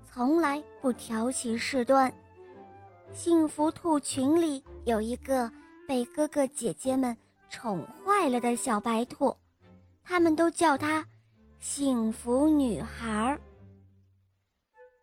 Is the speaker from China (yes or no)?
yes; Nanchang, Jiangxi, China; 我今年五岁了，我来自江西南昌